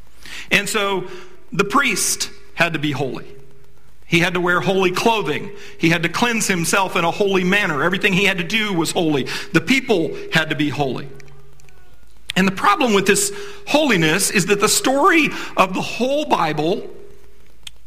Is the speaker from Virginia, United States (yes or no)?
yes; D.C., Virginia, United States; I grew up in Virginia, right outside of Washington, D.C.